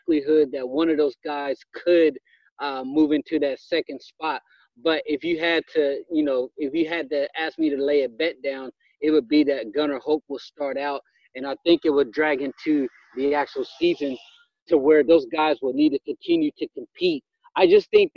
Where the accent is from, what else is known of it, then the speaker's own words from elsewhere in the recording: Ohio, United States; I grew up an Ohio State fan